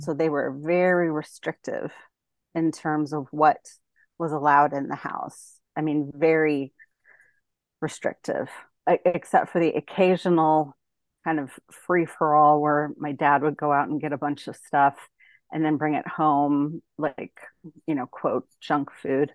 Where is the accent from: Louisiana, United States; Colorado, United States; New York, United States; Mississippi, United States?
Colorado, United States; Denver; moved away as an adult; also born or lived in Texas; now in San Diego, United States; I'm originally from Denver, and then I went to grad school in Texas, and then I've been in San Diego since two thousand six